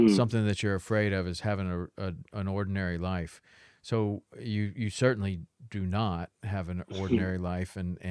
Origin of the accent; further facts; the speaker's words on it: Chattanooga, Tennessee, United States; I grew up in Chattanooga, Tennessee.